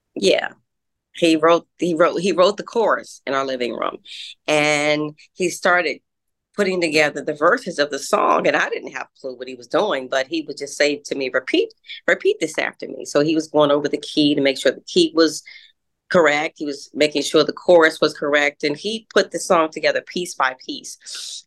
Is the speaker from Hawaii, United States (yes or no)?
no; Washington, District of Columbia, United States; we reside uh, in the suburbs, uh, Washington D.C. area.